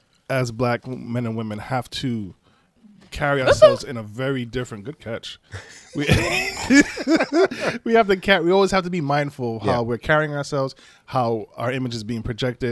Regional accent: Flint, Michigan, United States; I'm from Flint, Michigan. I have seen many young black men who were provoked into violence.

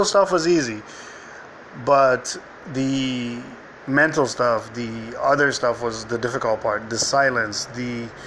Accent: Nigeria; moved away; I was raised in Nigeria

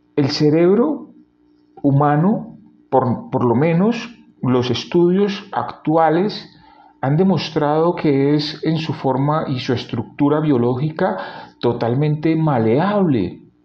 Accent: Cali, Valle del Cauca, Colombia; como decimos en mi ciudad natal, en Cali

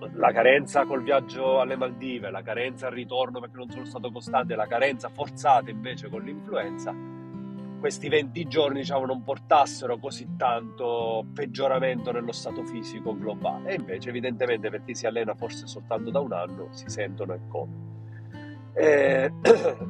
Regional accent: Paternò, Sicily, Italy; quella di Paternò del mio paese

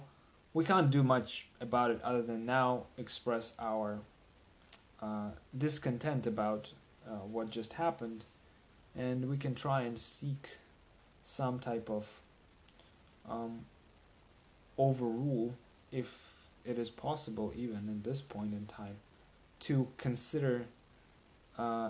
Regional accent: Russia; moved away as an adult; now in United States; I'm from from Russia

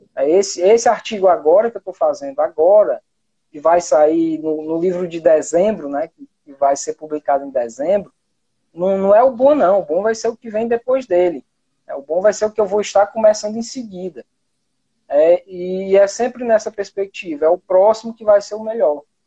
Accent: Pentecoste, Ceará, Brazil; now in Itapipoca, Brazil; Eu moro no interior do Ceará, hoje eu moro em Tapipoca, certo? Mas eu sou de Pentecoste

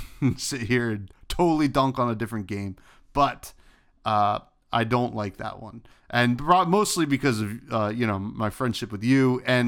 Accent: New Jersey, United States; You know, I'm from New Jersey. Obviously, we had the Jersey Devil. That's our big one.

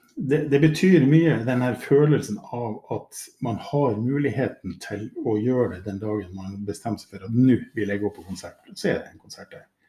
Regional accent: Mo i Rana, Nordland, Norway; jeg jo født og oppvokst i Mo i Rana

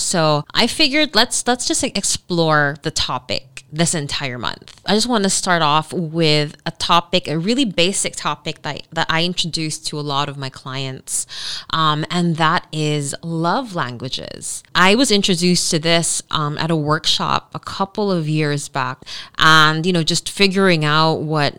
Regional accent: Dubai, United Arab Emirates; you know, I grew up in Dubai.

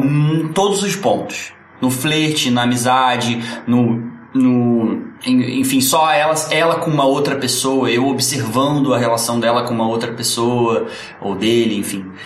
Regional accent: Rio de Janeiro, Brazil; Só que eu nasci em Santa Teresa e morava na Tijuca

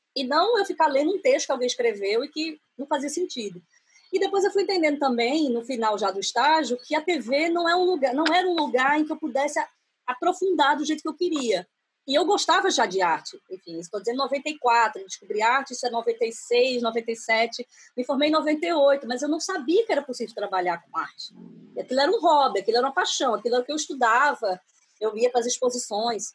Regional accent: Brasília, Federal District, Brazil; also born or lived in Recife, Pernambuco; now in Portugal; eu cresci em Brasília. Eu me mudei para Brasília com quatro anos

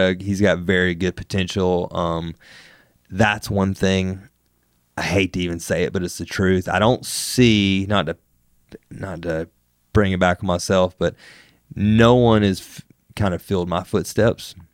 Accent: Wetumpka, Alabama, United States; moved away as an adult; also born or lived in California; growing up in Alabama

